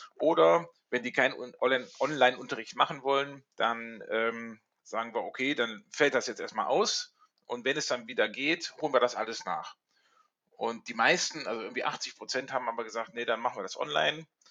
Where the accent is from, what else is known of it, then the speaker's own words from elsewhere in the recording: Rhineland, Germany; now in Hamburg, Germany; ich komme ursprünglich aus dem Rheinland